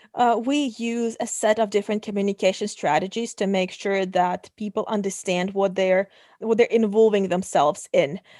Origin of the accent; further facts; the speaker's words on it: Kazakhstan; moved away; Originally, I come from Kazakhstan.